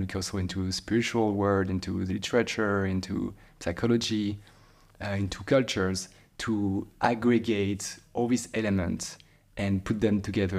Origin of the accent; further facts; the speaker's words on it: Île-de-France, France; And I grew up in near Paris in a place that was quite calm as well.